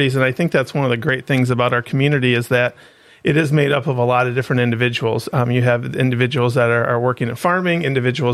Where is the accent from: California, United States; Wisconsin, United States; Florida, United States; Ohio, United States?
Ohio, United States; Oak Harbor; now in Defiance, United States; I'm originally from Oak Harbor, Ohio, and I currently live in Defiance.